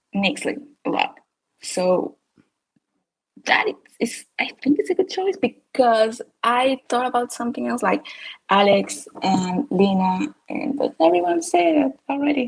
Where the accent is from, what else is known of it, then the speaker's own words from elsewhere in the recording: Panama; English is a second language; I'm, I'm from Panama.